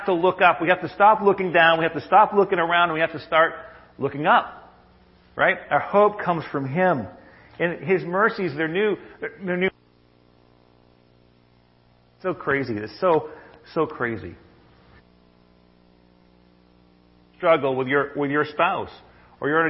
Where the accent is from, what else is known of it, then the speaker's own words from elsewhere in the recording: Maine, United States; when I was a kid, I grew up in Maine